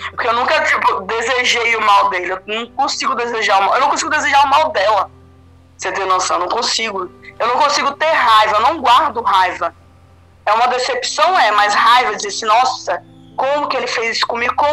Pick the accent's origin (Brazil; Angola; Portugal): Brazil; Bahia; moved away as an adult; companheiro de vida, a gente veio da Bahia, a gente construiu nossa vida aqui de novo